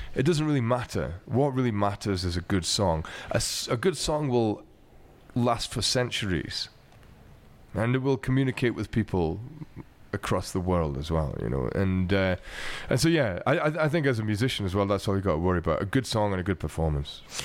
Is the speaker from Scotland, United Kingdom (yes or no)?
yes; Glasgow, Scotland, United Kingdom; what I grew up with in Glasgow